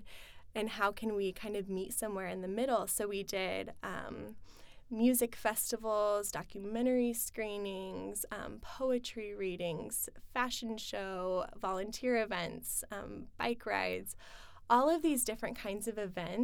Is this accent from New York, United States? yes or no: no; Kearney, Nebraska, United States; moved away as an adult; also born or lived in Lincoln, Nebraska; now in Omaha, United States; I grew up in Kearney